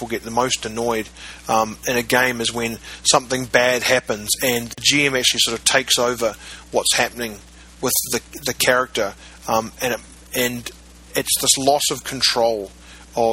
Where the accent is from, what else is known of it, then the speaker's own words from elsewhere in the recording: New Zealand; when I was growing up in New Zealand